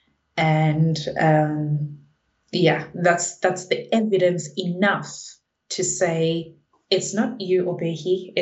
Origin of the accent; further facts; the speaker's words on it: South Africa; now in United Kingdom; I'm from South Africa, I'm a Zulu speaking person.